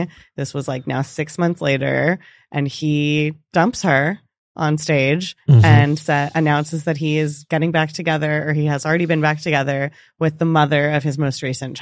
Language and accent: English; Maryland, United States; I'm from Maryland.